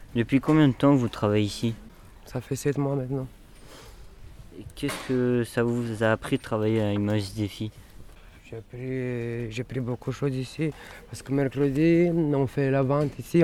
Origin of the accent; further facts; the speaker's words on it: Romania; now in Paris, France; Je viens de Roumanie